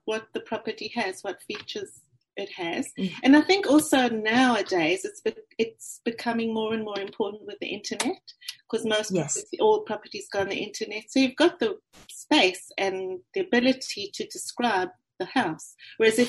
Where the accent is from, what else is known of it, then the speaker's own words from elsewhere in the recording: South Africa; accent: South African; moved away as an adult; now in Melbourne, Australia; I'm from South Africa, as you can hear from my accent.